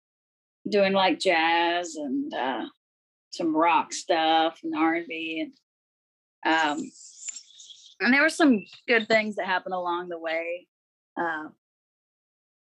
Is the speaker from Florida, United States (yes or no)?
no; Bellingham, Washington, United States; I grew up in the Northwest in a town called Bellingham